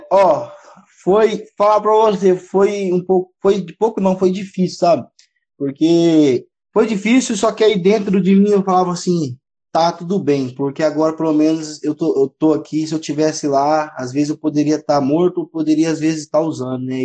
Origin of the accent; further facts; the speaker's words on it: Três Lagoas, Mato Grosso do Sul, Brazil; voltar pra minha terra, que é aqui, minha terra que eu falo, Três Lagoas, Mato Grosso do Sul